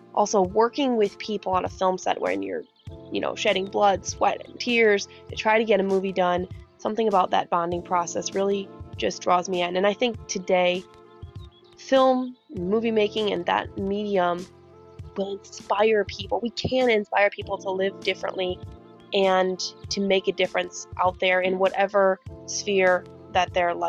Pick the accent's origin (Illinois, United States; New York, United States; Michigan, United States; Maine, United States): Illinois, United States; Winslow; I'm from Winslow, Illinois.